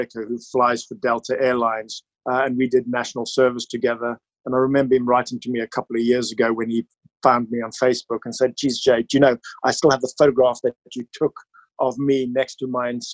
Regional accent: Gauteng, South Africa; now in Kidderminster, United Kingdom; I now live in Kidderminster near Birmingham, but originally from South Africa. So I had my childhood in South Africa

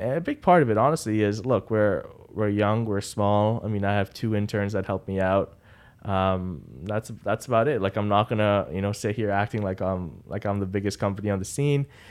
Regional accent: Dubai, United Arab Emirates; moved away as an adult; now in Boston, United States; I'm born and raised in Dubai.

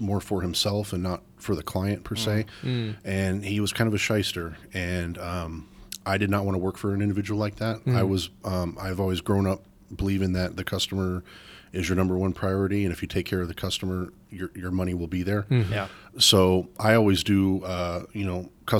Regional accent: Arizona, United States; born and raised in Arizona

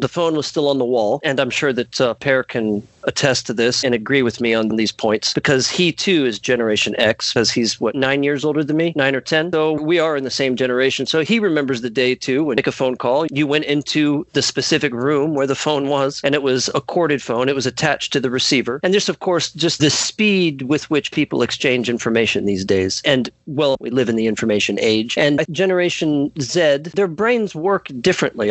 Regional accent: United States; also born or lived in Mississippi; I'm an American. I live here in the great state of Mississippi

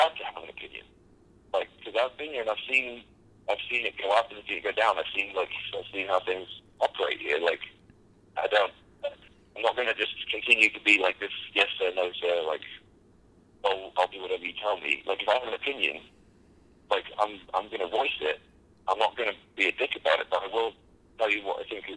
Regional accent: United Kingdom; I'm a Brit

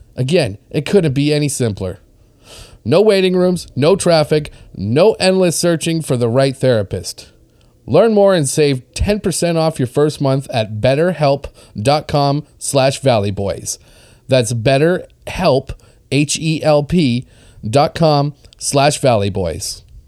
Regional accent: Winnipeg, Manitoba, Canada; this is my hometown

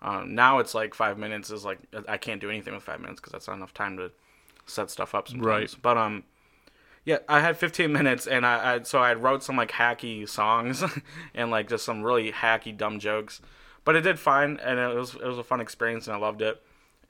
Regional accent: Rockford, Michigan, United States; I grew up in Rockford, right outside of Grand Rapids.

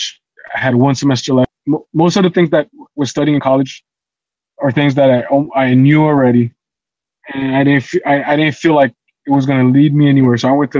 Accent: Haiti; moved away; us growing up in Haiti

